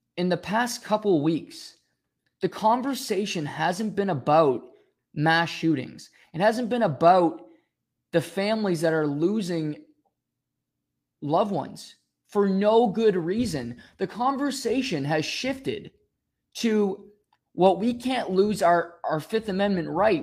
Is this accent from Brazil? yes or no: no; Canada; also born or lived in Rexton, New Brunswick; we're Canadian